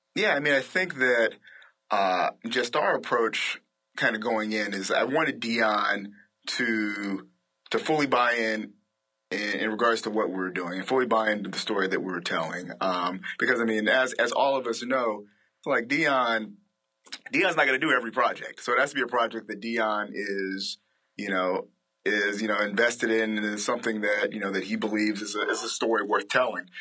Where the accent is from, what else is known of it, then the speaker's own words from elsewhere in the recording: Alabama, United States; growing up in Alabama